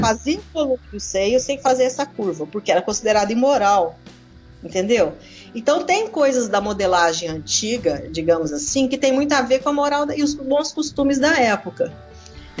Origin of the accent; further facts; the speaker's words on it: Minas Gerais, Brazil; moved away as an adult; now in São Paulo, Brazil; de Minas, onde, de onde eu fui criada